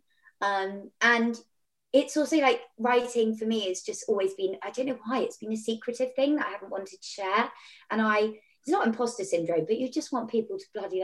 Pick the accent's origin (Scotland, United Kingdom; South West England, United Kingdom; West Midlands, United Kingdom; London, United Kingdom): South West England, United Kingdom; Devon; I'm from Devon